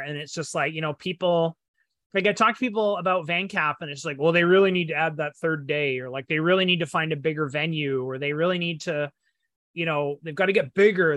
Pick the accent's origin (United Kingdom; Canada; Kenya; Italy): Canada; as a Canadian